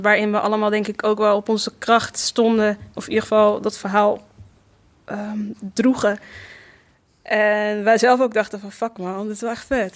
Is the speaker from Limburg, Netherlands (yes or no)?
no; Rotterdam, South Holland, Netherlands; also born or lived in Amsterdam; ik kom uit Rotterdam. Ik ben daar ook geboren